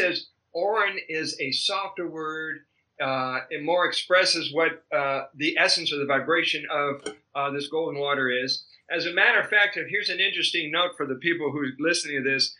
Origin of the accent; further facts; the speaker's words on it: El Paso, Texas, United States; also born or lived in Austin, Texas / Colorado; now in Hawaii, United States; I'm originally from a desert border town called El Paso, Texas. And I grew up learning what it's like to be on a border town